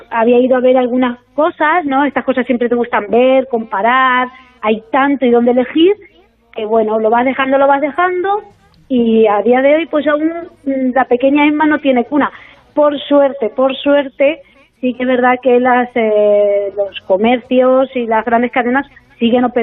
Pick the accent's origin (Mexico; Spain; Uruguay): Spain; Tarazona, Aragon; como soy concejal en mi pueblo, en Tarazona